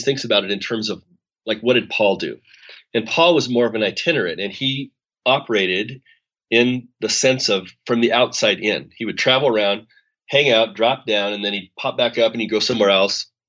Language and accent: English; Spokane, Washington, United States; moved away as an adult; I'm from Spokane